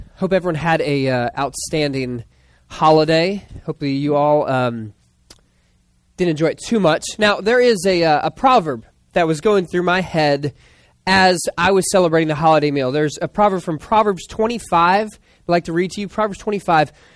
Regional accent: Philadelphia, Pennsylvania, United States; I was born in Philadelphia, and we talk like that in the playground.

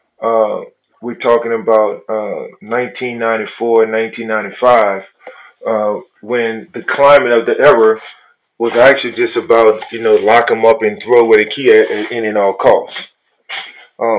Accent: New Orleans, Louisiana, United States; I was born and raised in poverty in New Orleans, from the projects

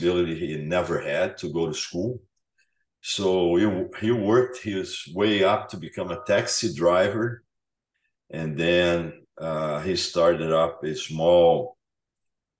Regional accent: Brazil; moved away; I'm from Brazil

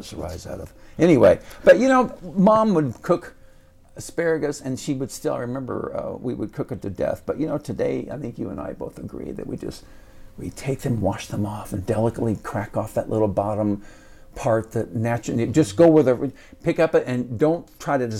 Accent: Indianapolis, Indiana, United States; We grew up in Warren Park in Indianapolis

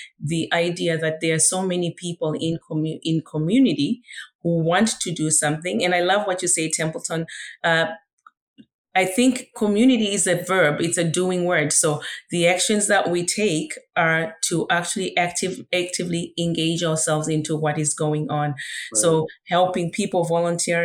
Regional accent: Zimbabwe; moved away; literally being raised by community, because I was born in Zimbabwe, in Africa

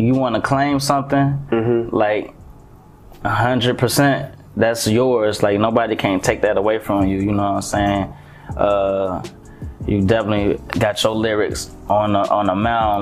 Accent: Atlanta, Georgia, United States; also born or lived in Montgomery, Alabama; I've been in Atlanta since I was 8, so I was basically raised here

